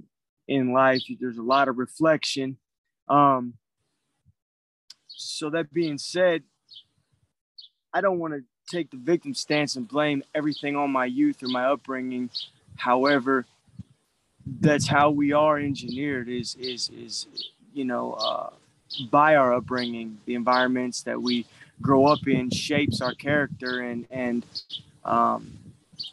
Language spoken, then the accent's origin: English; St. Louis, Missouri, United States; moved away as an adult; I'm originally from St. Louis, Missouri